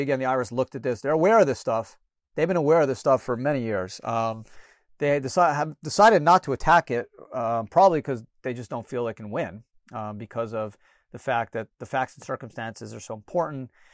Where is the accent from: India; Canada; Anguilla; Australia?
Canada; now in United States; I was born in Canada